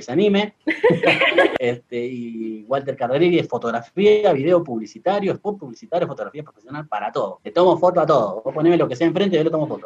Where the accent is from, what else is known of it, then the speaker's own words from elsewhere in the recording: Argentina; now in Moquegua, Peru; en mi país, en Argentina